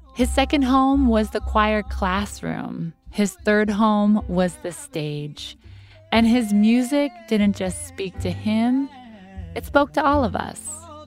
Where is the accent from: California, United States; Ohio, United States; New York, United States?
Ohio, United States; Columbus; moved away; my hometown, Columbus, Ohio